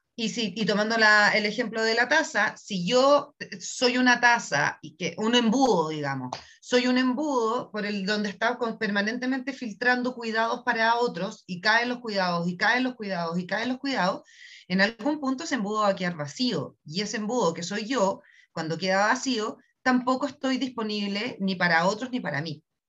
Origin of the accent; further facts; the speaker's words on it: Chile; soy chilena